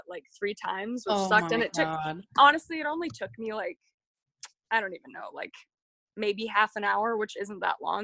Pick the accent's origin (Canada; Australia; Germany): Canada; Abbotsford, British Columbia; I'm from British Columbia, Canada, from Abbotsford, a little pit stop town in the middle of nowhere